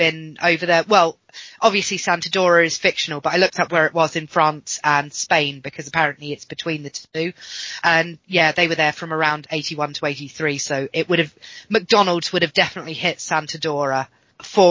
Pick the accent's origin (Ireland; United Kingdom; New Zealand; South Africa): United Kingdom; England; I'm an English person